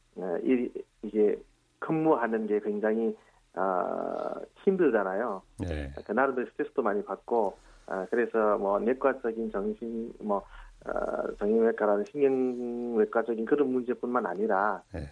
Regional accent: Nepal; Korean is a second language; moved away as an adult; now in South Korea; 네팔에서는 거의 22년 정도 살았지만

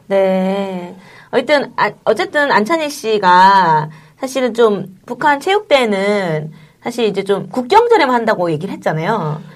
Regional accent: Gyeongsang, South Korea; accent: Gyeongsang style; 네, 경상도 스타일이다 보니까

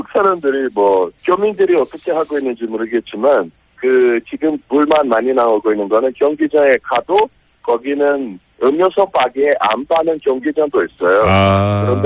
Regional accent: Brazil; Korean is a second language; 그 브라질 사람으로서

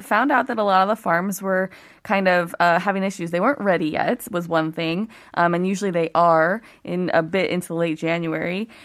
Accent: Ohio, United States; moved away as an adult; now in South Korea; I grew up in Ohio

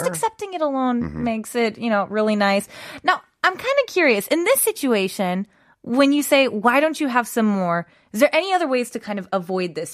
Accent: United States; moved away as an adult; also born or lived in Russia; now in Korea; I am American

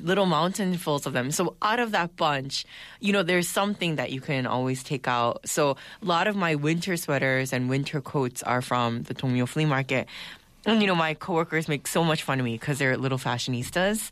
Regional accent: United States; now in Seoul, South Korea; growing up in the States

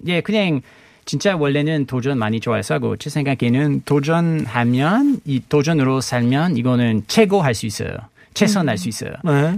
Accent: Canada; Korean is a second language; moved away as an adult; also born or lived in Montreal; now in South Korea; 캐나다에서 온

